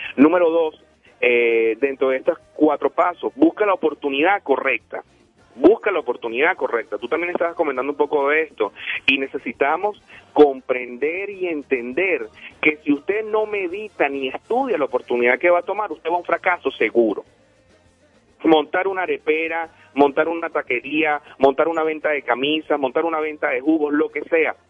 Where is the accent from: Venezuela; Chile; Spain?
Venezuela; now in Denver, United States; Yo vengo de Venezuela, soy de Venezuela, amo a mi nación, amo a mi país